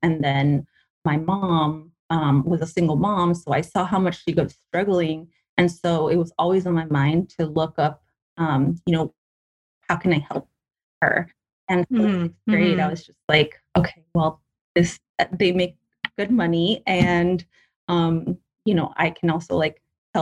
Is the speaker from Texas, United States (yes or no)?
no; Paramount, California, United States; I grew up in Paramount, which is like near Long Beach